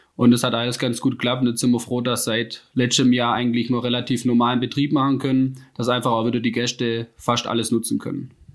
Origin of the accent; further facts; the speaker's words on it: Rems-Murr district, Baden-Württemberg, Germany; moved away as an adult; now in Freudenstadt, Germany; ich komme ähm, ursprünglich aus dem Rems-Murr-Kreis